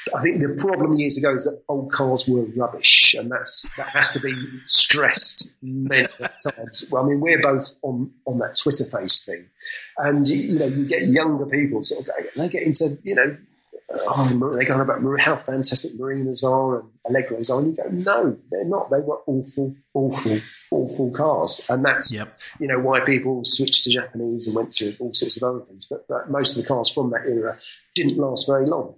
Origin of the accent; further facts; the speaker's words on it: London, United Kingdom; moved away; I was born in London, I come from London